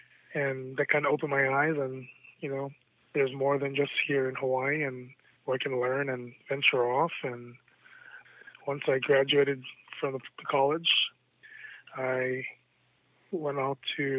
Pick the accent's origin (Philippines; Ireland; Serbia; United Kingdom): Philippines; Yeah, you know, being Filipino, food was always, you know, on the table